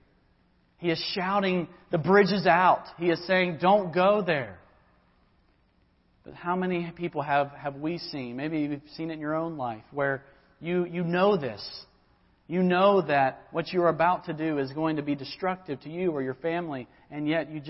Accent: Georgia, United States; now in Lynchburg, United States; my home where I grew up in Georgia

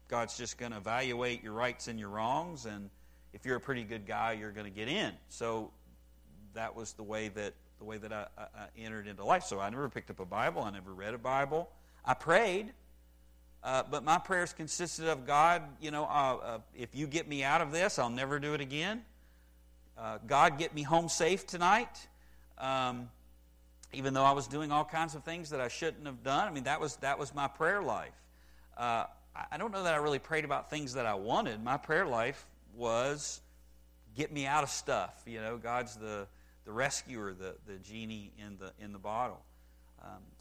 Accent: West Virginia, United States; I grew up in West Virginia

